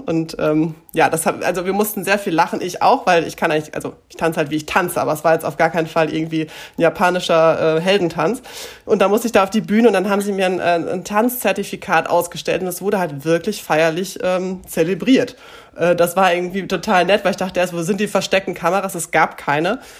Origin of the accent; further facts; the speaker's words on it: Münster, North Rhine-Westphalia, Germany; also born or lived in Gronau / Enschede; ich komme ursprünglich aus Münster. Ähm, bin mit zehn Jahren nach Gronau äh, gezogen